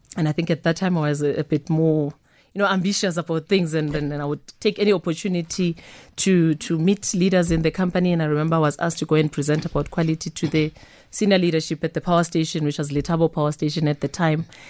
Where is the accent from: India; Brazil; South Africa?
South Africa; Soweto, Gauteng; born and bred in Soweto